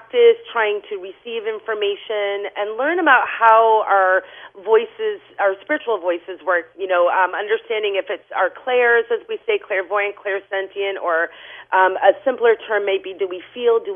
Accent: New Hampshire, United States; moved away as an adult; also born or lived in Lowell, Massachusetts; I'm actually originally from New Hampshire

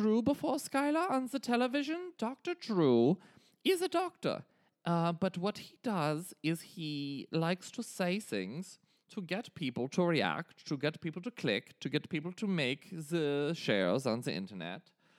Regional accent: Bavaria, Germany; but I grew up in Germany in the 70s and in the 80s was most of the time that I spent as an adolescent boy in Bavaria.

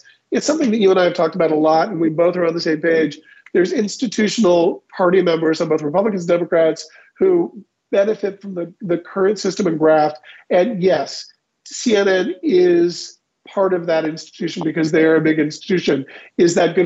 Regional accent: Kansas, United States; I'm from Kansas.

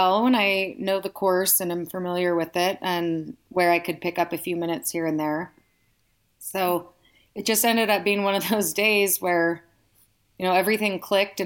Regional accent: the Bay Area, California, United States; moved away as an adult; now in Reno, United States; I'm originally from the Bay Area

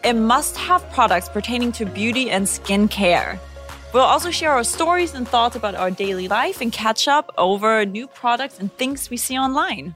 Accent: Germany; accent: German; English is a second language; moved away as an adult; also born or lived in United States / Los Angeles; now in South Korea; I'm originally from Germany. I lived in the States for ten years, and now I'm in Korea

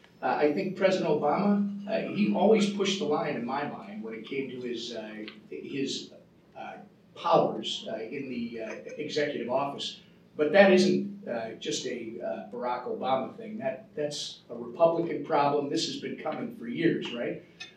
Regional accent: Minnesota, United States; as a Minnesotan

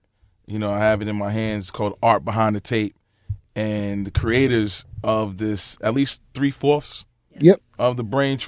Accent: New York City, New York, United States; I'm from Brooklyn

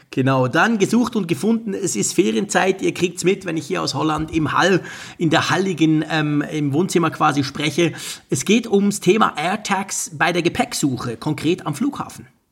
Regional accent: Switzerland; ich als Schweizer

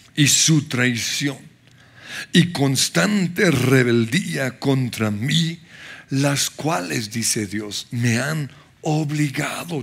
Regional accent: Colombia

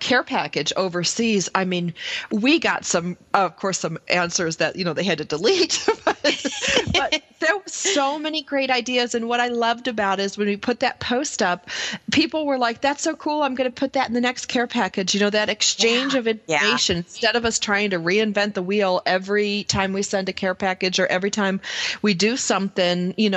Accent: Buffalo, New York, United States; now in Los Angeles, United States; I am originally from Buffalo calling you from Los Angeles

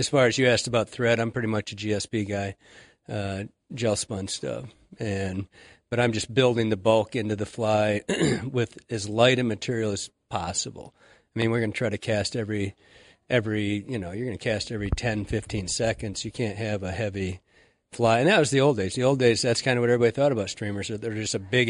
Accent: Michigan, United States; moved away as an adult; now in Montana, United States; I grew up in Michigan

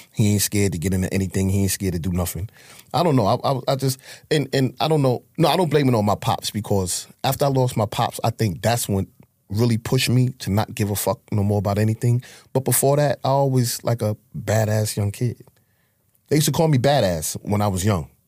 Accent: New York City, New York, United States; I'm from Harlem. I grew up in Harlem.

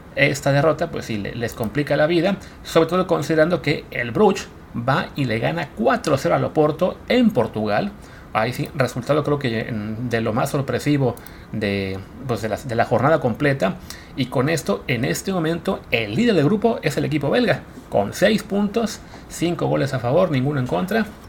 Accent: Mexico; como mexicanos

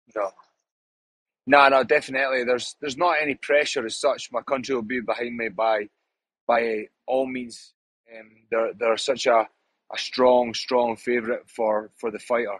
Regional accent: Scotland, United Kingdom; I'm Scottish. I've been brought up like that. It's hostile back home.

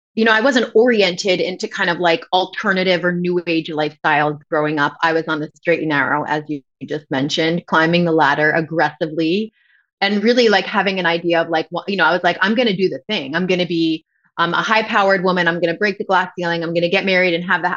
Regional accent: Westchester, New York, United States; accent: New York; moved away; we grew up in Westchester, and so everybody talked like this

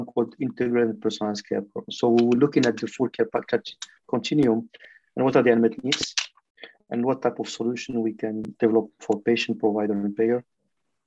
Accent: Morocco; accent: French; English is a second language; moved away as an adult; also born or lived in Switzerland; I'm Moroccan and Swiss. So I have this nice mix. I born in Morocco and grew up in a Jewish school. From kindergarten till I reached university

